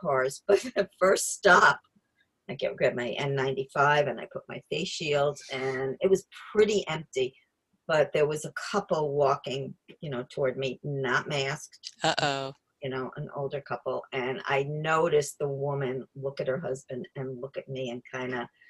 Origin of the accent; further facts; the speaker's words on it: New York area, New Jersey, United States; moved away; I'm from New Jersey, New York area